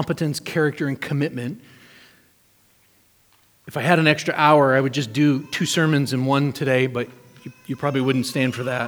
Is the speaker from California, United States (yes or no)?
no; New Hampshire, United States; moved away; I grew up in New Hampshire.